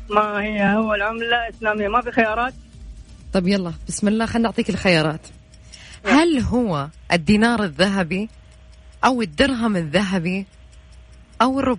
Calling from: Mecca, Makkah Province, Saudi Arabia; أنا من مكة

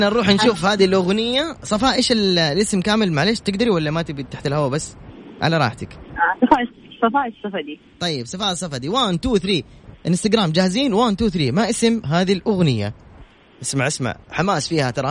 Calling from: Mecca, Makkah Province, Saudi Arabia; من مكه

